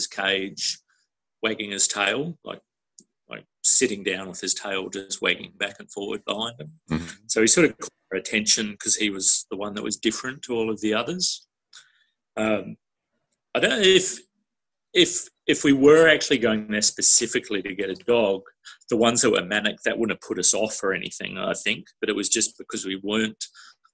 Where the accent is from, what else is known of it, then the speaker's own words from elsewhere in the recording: New Zealand; now in Australia; I grew up in New Zealand and we always had dogs there